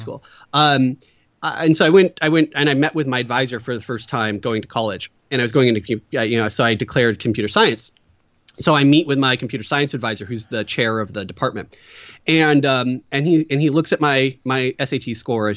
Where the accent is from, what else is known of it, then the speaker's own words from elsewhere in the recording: Battle Ground, Washington, United States; also born or lived in Portland, Oregon; a little town called Battleground, Washington